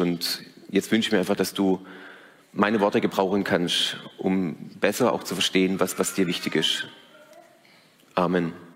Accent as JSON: {"language": "German", "country": "Germany", "said": "als Deutsche"}